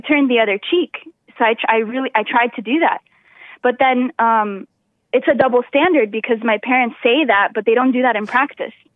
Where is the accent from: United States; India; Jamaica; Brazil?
Brazil; South Region; moved away; I'm from the south of Brazil, which is very different than the north of Brazil.